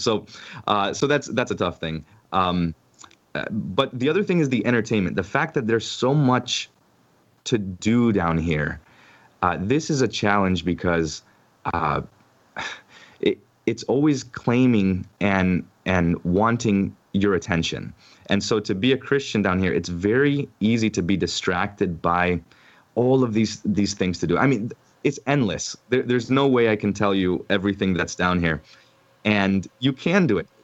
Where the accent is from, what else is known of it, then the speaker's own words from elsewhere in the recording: Orlando, Florida, United States; also born or lived in Ohio / Grand Island, Nebraska; I grew up on the east side of Orlando